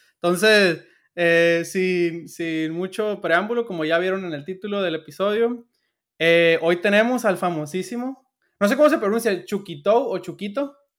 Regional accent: Sinaloa, Mexico; yo soy de Sinaloa

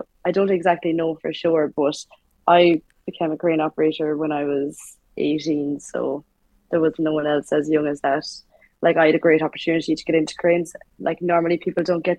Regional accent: Galway, Connacht, Ireland; moved away as an adult; now in Dublin, Ireland; Was born and raised in Galway, in the west of Ireland

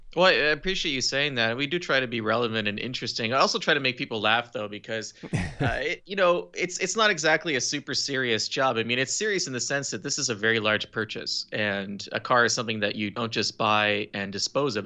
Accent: Eastern Townships, Quebec, Canada; I was born and raised in the eastern townships of Quebec

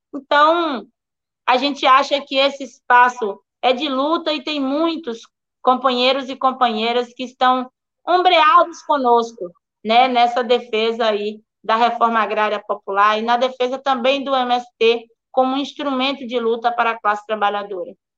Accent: Prado, Bahia, Brazil; Sou do Prado. Sou aqui do extremo sul do estado.

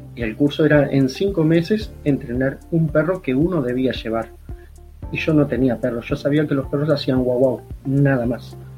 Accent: Uruguay; also born or lived in Montevideo; Yo estaba eh, lejos de mi tierra, donde vivía, estaba en la capital del país estudiando

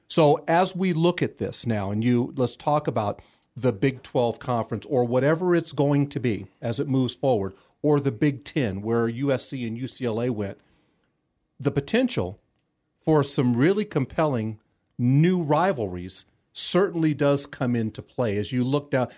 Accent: California, United States; those of us growing up in California

